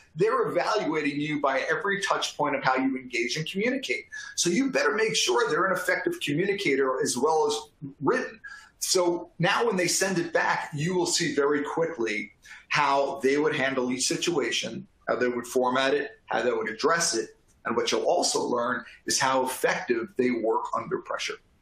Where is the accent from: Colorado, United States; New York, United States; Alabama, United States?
New York, United States; I am from New York